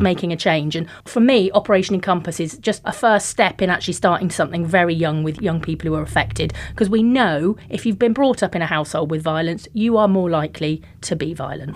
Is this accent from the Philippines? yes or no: no; Plymouth, South West England, United Kingdom; I'm from Heel Village, and it's classified as, like, one of the most deprived areas in the Southwest